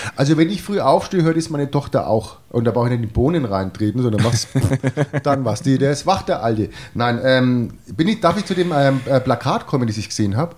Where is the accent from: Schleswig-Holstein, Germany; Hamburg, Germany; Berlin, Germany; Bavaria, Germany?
Bavaria, Germany; Franconia; man ist ja als Franke da immer ein bisschen Vorurteil belastet